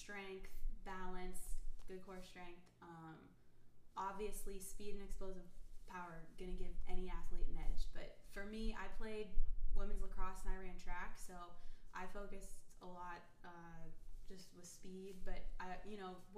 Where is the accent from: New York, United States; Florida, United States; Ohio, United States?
Ohio, United States; Youngstown; I'm originally from Ohio